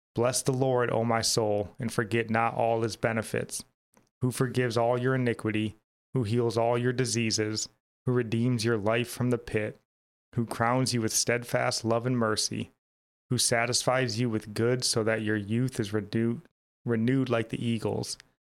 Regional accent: United States; as an American

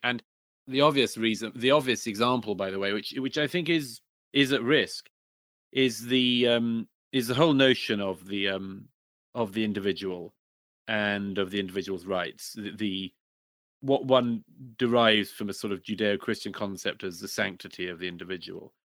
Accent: United Kingdom; my home country, in particular in Britain

